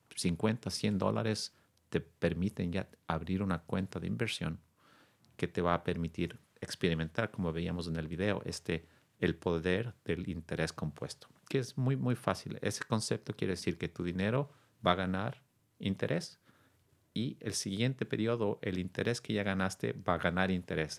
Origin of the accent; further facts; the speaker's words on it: Quito, Pichincha, Ecuador; also born or lived in New York / California; now in Sausalito, United States; originario de eh, Quito, Ecuador, un país que quiero mucho. Vine a los Estados Unidos hace casi 22 años